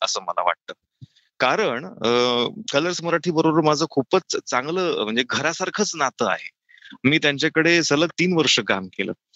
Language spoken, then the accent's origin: Marathi; Nashik, Maharashtra, India; अनेक वर्षांपासून मी नाशिकमध्ये आहे नाशिकचं आहे